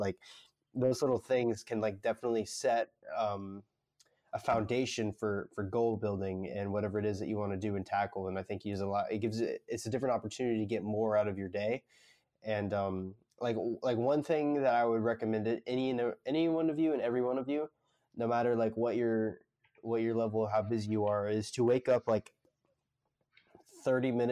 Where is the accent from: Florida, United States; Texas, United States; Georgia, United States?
Florida, United States; Northwest; moved away as an adult; now in South Florida, United States; I'm in South Florida, and I'm from Northwest Florida, but I live in South Florida for college right now